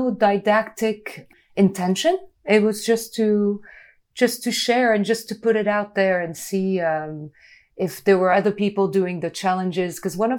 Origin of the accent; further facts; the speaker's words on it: France; as a kid, I grew up in France in a town where Peugeot factories were.